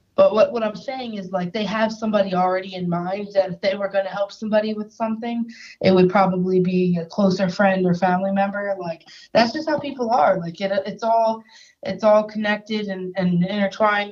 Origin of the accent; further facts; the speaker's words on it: New Jersey, United States; accent: New Jersey; also born or lived in Philadelphia area; my New Jersey accent